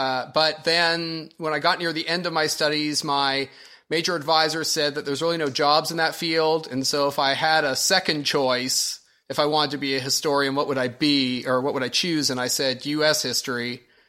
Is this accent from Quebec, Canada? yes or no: no; Ontario, Canada; also born or lived in Alabama / Washington, D.C.; now in Springfield, Illinois, United States; I'm from Ontario.